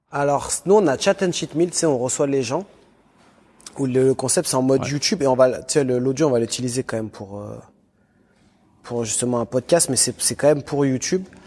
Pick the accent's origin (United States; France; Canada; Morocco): France; Lyon, Auvergne-Rhône-Alpes; moi j'étais de Lyon.